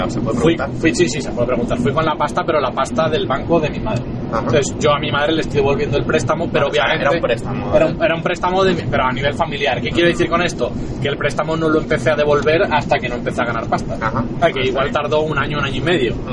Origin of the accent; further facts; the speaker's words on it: Asturias, Spain; now in Madrid, Spain; porque yo me vine a Madrid de Asturias, para montar un espacio de coworking